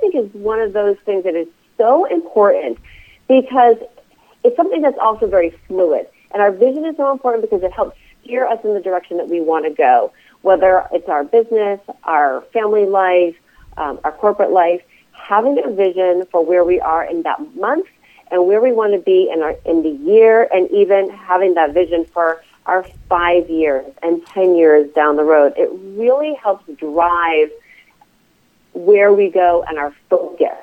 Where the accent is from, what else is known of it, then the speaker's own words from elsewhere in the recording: East Coast, United States; now in Reno, United States; I live in Reno, Nevada. I'm originally from the East Coast